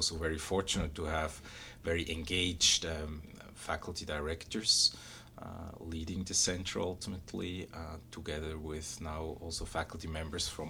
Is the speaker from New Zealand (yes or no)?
no; Switzerland; moved away as an adult; I was born and raised in Switzerland